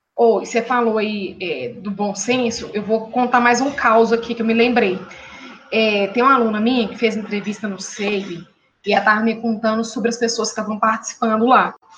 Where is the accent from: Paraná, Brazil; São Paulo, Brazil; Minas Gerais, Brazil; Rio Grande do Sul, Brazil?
Minas Gerais, Brazil; eu e a professora Hélida somos mineiras